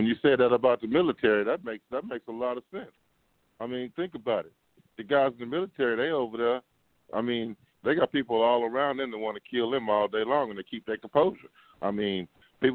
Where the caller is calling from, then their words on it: Seabrook, Texas, United States; I'm calling from Seabrook.